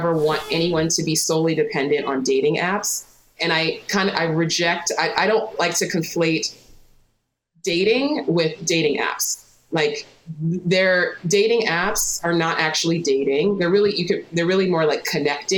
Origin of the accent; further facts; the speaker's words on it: New York City, New York, United States; I grew up in New York City